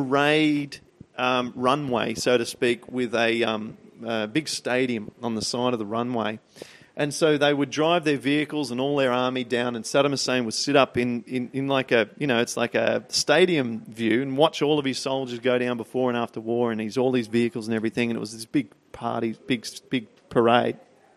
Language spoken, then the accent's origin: English; Peak Hill, New South Wales, Australia; I'm from Peak Hill.